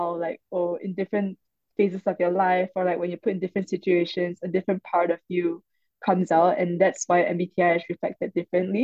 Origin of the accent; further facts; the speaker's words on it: Malaysia; moved away as an adult; now in Singapore; I'm actually Malaysian and I came to Singapore when I was 19 for uni.